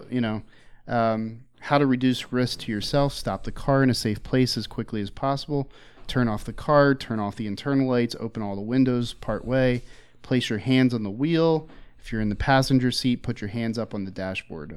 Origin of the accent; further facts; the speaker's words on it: Philadelphia, Pennsylvania, United States; I grew up in Philly